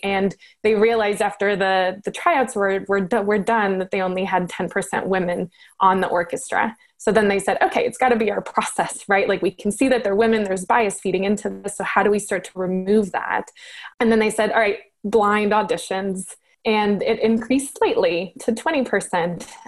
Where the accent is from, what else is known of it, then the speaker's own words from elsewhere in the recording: Colombia; I'm originally from Colombia